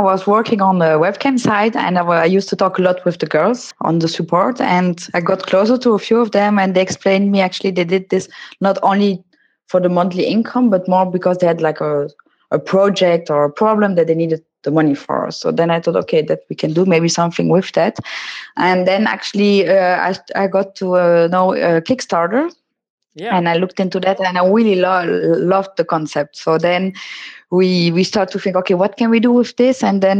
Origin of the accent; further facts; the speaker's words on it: Netherlands; I'm from the Netherlands.